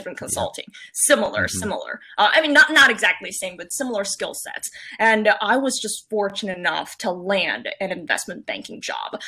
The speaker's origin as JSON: {"language": "English", "town": "San Francisco", "region": "California", "country": "United States", "tie": "born or raised there", "also_born_or_lived": "San Jose, California / Cupertino, California", "moved": "as an adult", "lives_now": "New York, United States", "said": "I grew up in the 90s in San Francisco. That's where I'm from. Went to elementary school there, went to middle school there, and then I went to the South Bay"}